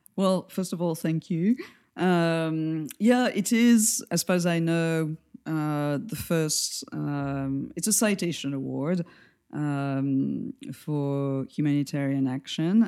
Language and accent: English; France; accent: French; English is a second language; moved away as an adult; now in New York, United States; where I come from geographically is from France, as everybody will probably guess, for my accent